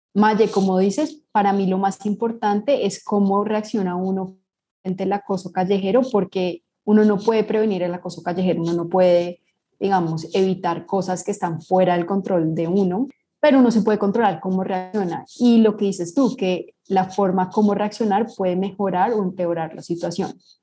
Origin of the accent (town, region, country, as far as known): Colombia